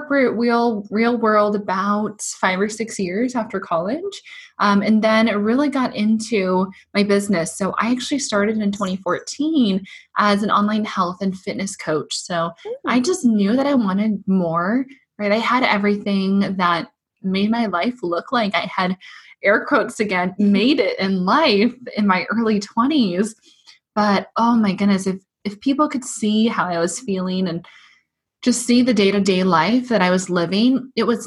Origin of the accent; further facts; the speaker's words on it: Portland, Oregon, United States; now in Seattle, United States; I was actually born and raised in Portland